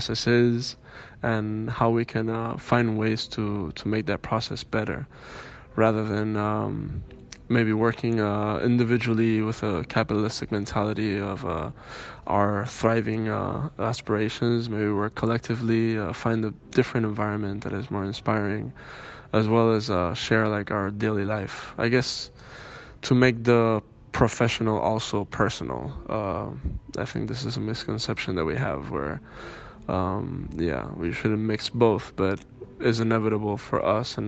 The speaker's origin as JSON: {"language": "English", "region": "Andalusia", "country": "Spain", "tie": "born or raised there", "also_born_or_lived": "Miami, Florida, United States", "said": "I was born in Miami, Florida, US, and I was raised in Andalusia, south of Spain, in Cádiz and Granada and Sevilla"}